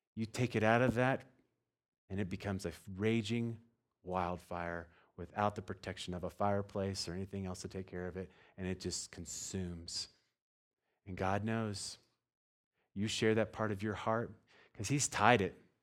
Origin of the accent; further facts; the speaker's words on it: Texas, United States; I'm from Texas